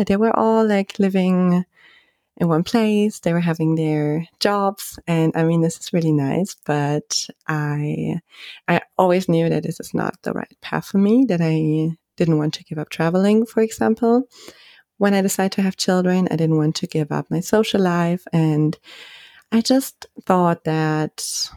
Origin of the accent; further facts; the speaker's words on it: Germany; moved away as an adult; also born or lived in Spain; when I grew up in Germany